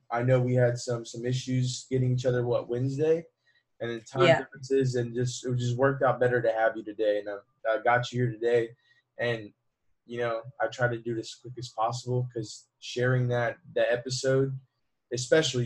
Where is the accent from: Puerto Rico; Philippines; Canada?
Puerto Rico; also born or lived in United States; I'm from Puerto Rico. So as a Puerto Rican, I'm part of the Commonwealth